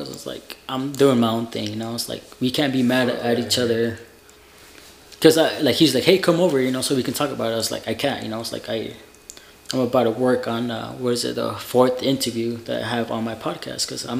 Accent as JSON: {"language": "English", "region": "Utah", "country": "United States", "said": "I'm like, I'm from Utah, bro."}